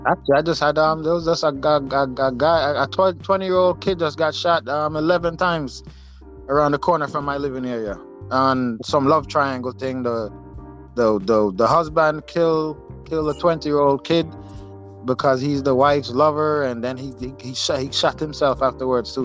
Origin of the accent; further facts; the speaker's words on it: Jamaica; also born or lived in upstate New York; now in New York, United States; Jamaica originally, but I'm um, currently in uh, in uh, New York, upstate New, New York.